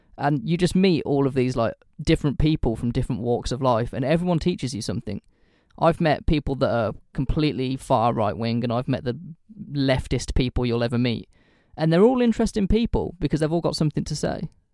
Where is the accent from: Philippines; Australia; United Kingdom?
United Kingdom; I say this as a British person